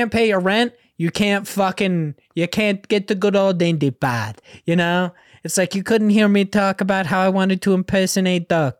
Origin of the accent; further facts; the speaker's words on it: Australia; as you may or may not know, I am Australian.